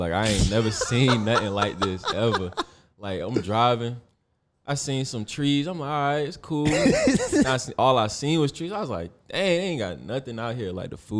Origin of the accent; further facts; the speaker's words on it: Ohio, United States; also born or lived in Germany; We moved, like, when I moved from Ohio, I've been to Cleveland. I lived in Germany, actually.